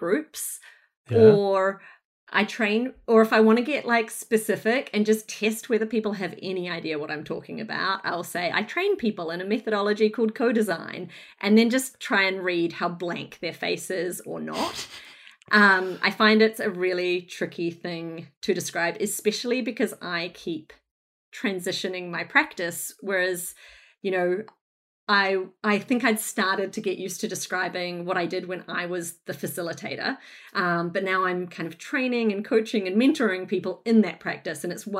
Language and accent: English; Northland, New Zealand; moved away as an adult; now in Brunswick, Australia; But I hail from Northland in New Zealand, Aotearoa, where I was very fortunate to grow up and get educated and work for a little bit.